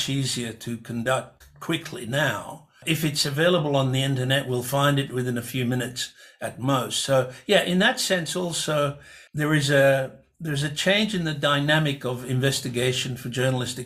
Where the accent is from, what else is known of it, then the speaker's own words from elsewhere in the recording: Budapest, Hungary; now in Australia; if I were in my hometown in Budapest